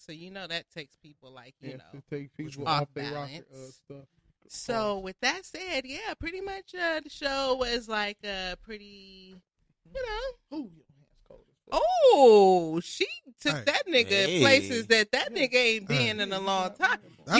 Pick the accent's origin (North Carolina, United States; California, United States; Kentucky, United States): California, United States; Inglewood; I'm from Inglewood.